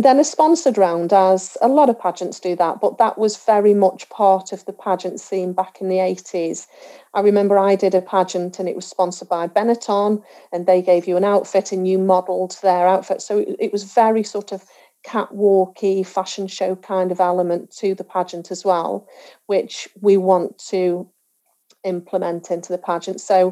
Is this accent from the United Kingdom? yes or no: yes; Stoke-on-Trent, West Midlands, United Kingdom; I'm from Stoke-on-Trent